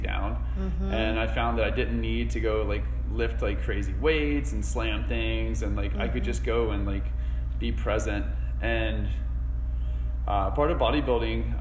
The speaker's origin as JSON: {"language": "English", "town": "Asheville", "region": "North Carolina", "country": "United States", "tie": "born or raised there", "said": "I grew up here in Asheville."}